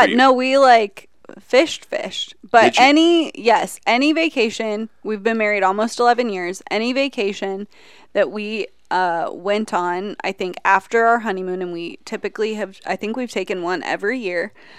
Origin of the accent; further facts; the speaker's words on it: United States; I grew up in Fairfield County.